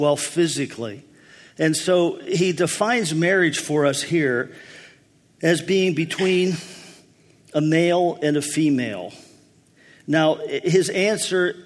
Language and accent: English; Pennsylvania, United States; When I was a boy, there were times in my hometown